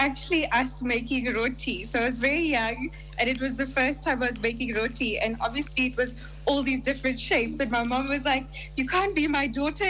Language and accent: English; Johannesburg, Gauteng, South Africa; We're from Johannesburg, but my mom is originally from Pietermaritzburg.